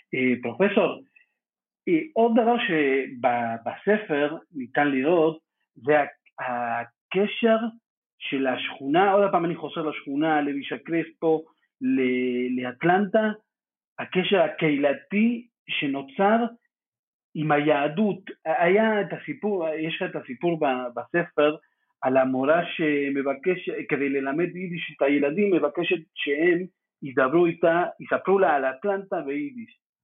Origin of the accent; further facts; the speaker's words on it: Buenos Aires, Argentina; moved away; אני כאחד שגדל בבואנוס איירס גם בעיר